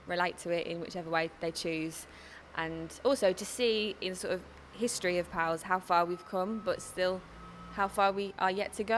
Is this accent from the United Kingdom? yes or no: yes; Birmingham, West Midlands, United Kingdom; growing up in Brum